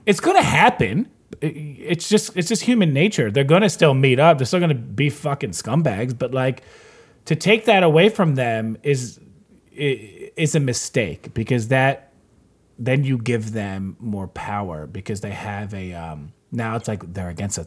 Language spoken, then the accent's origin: English; United States; I'm American